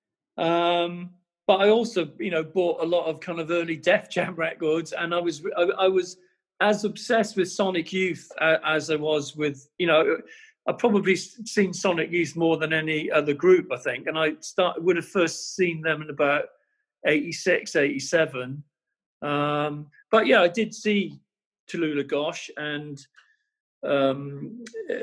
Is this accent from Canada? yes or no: no; Welsh, Wales, United Kingdom; being Welsh, you have to sing